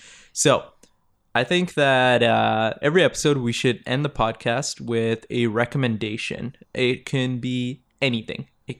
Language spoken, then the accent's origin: English; Toronto, Ontario, Canada; Growing up in Toronto. Yeah, I'm sure you saw a lot of Gang Activity. We literally grew up together. We had the same childhood. We went to the same schools.